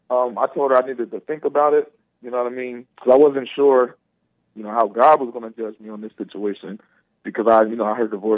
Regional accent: Pennsylvania, United States; I'm actually from Pennsylvania.

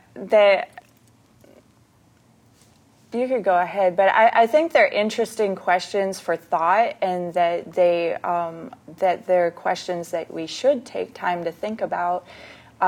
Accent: Canada; moved away; I'm from Canada

